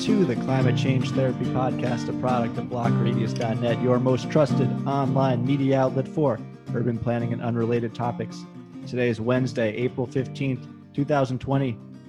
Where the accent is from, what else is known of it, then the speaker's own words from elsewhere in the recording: New Jersey, United States; New Jersey State, my home state.